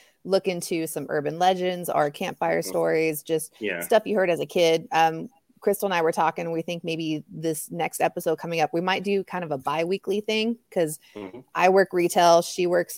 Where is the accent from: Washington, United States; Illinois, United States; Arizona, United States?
Arizona, United States; Tucson; We're both Tucson girls